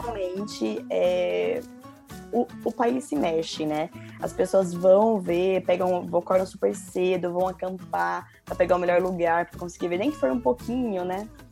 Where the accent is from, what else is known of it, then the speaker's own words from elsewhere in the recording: São Paulo, Brazil; moved away as an adult; now in London, United Kingdom; sou de São Paulo